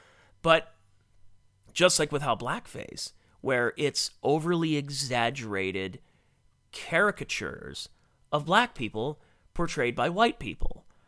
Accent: Cleveland, Ohio, United States; When I was a kid, I grew up in the Cleveland area.

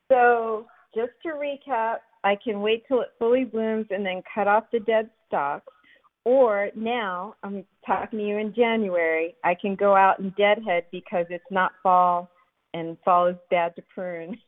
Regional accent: Philadelphia, Pennsylvania, United States; moved away as an adult; now in Alexandria, United States; I grew up in Philadelphia

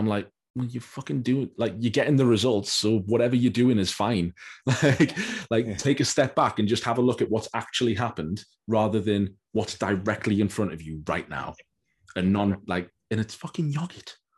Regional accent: United States; I'm from America

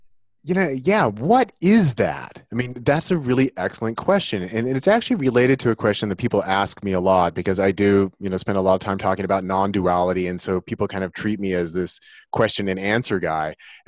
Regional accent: Santa Cruz, California, United States; I grew up in Santa Cruz, California during the summers, and they have a big wooden roller coaster there.

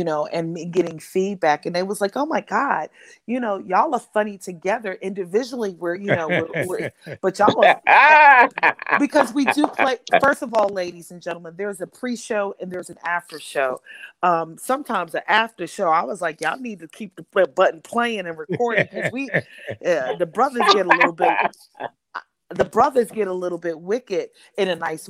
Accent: New York City, New York, United States; I am from Harlem

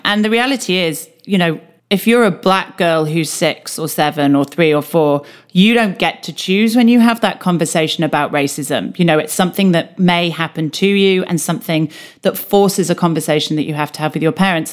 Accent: United Kingdom; as a Brit

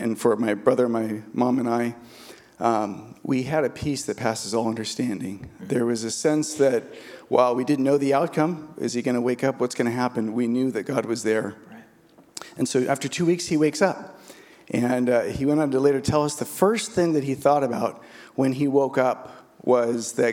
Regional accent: San Diego, California, United States; I grew up in San Diego.

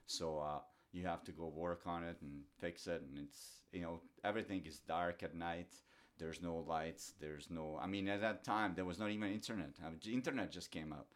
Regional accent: Doboj, Republika Srpska, Bosnia & Herzegovina; English is a second language; moved away; I grew up, uh, in small town Doboj, which is northern, northern Bosnia

